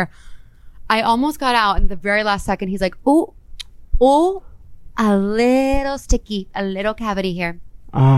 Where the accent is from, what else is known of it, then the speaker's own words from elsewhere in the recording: Texas, United States; moved away; Shout out to my home state